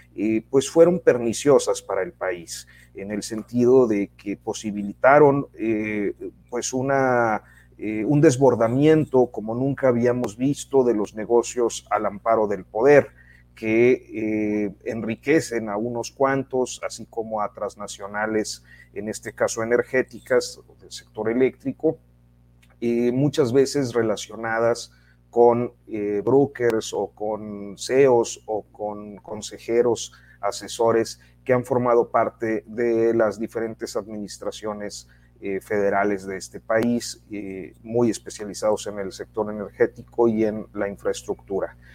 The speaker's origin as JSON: {"language": "Spanish", "country": "Mexico", "said": "somos los mexicanos"}